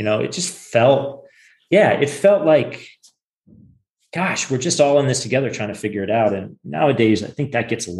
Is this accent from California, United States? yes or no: yes; Silicon Valley, California, United States; I grew up in Silicon Valley too.